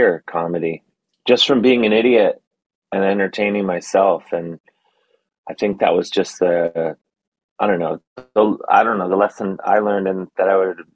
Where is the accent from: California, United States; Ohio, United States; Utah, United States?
Ohio, United States; Cleveland; moved away; also born or lived in Bronx, New York / New York; as a kid growing up in Cleveland